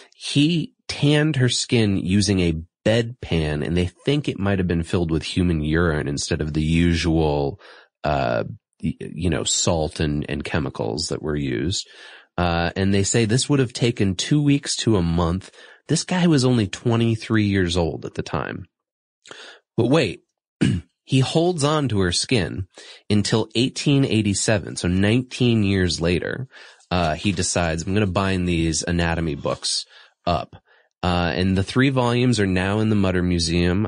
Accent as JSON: {"language": "English", "region": "Massachusetts", "country": "United States", "tie": "born or raised there", "said": "my home state, Massachusetts"}